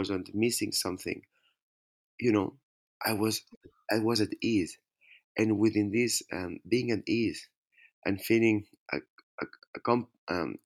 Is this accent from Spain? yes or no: yes; Spain; born or raised there